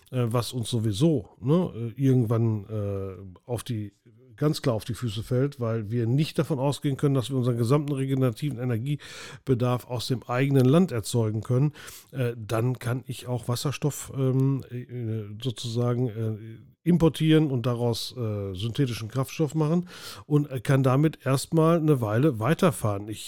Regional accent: Bochum, North Rhine-Westphalia, Germany; Für mich als Bochumer ist es überhaupt keine Alternative, mit dem Flugzeug nach Berlin zu fliegen.

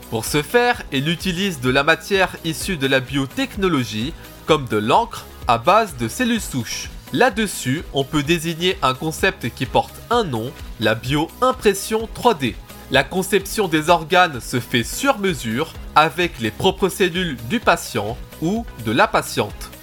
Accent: France; Chez nous, en France

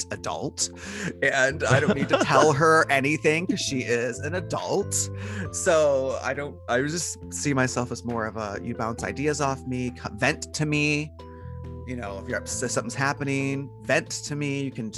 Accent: Detroit, Michigan, United States; now in Portland, United States; I was born and raised in Detroit, very, very poor

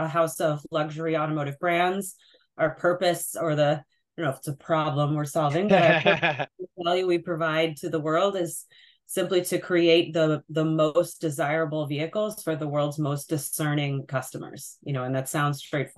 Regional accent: Sleepy Hollow, New York, United States; I've come full circle back to my hometown of Sleepy Hollow, New York

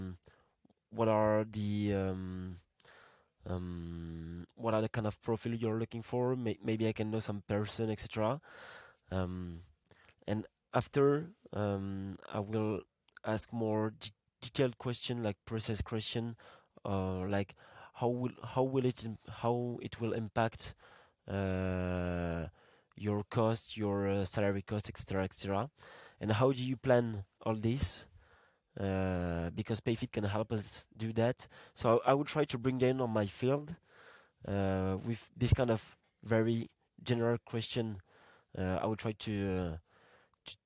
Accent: Marseille, Provence-Alpes-Côte d'Azur, France; my hometown, like Marseille in France, I would say that I'm from Marseille

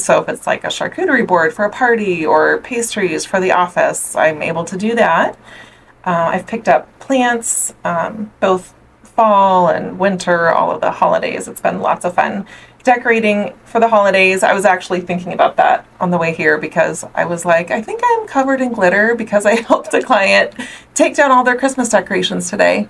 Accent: Omaha, Nebraska, United States; also born or lived in Southern California; I'm actually from Omaha, Nebraska, born and raised.

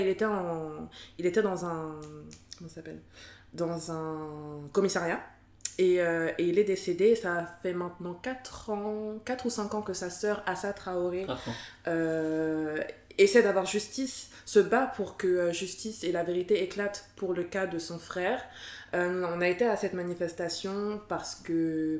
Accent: France; je suis née, j'ai grandi en France

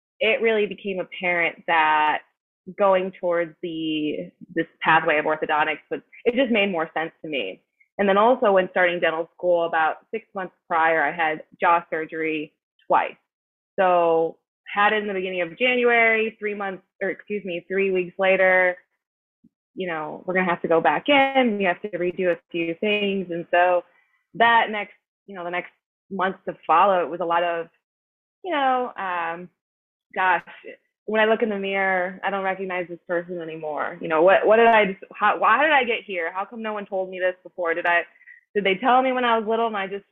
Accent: Rochester, New York, United States; moved away as an adult; also born or lived in Buffalo, New York / Nashville, Tennessee; now in New York City, United States; I am originally from Rochester, New York.

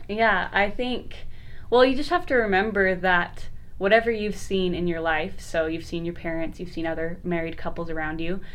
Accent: Lehi, Utah, United States; also born or lived in Orem, Utah; we're both from Utah, so I'm from Lehi, Utah

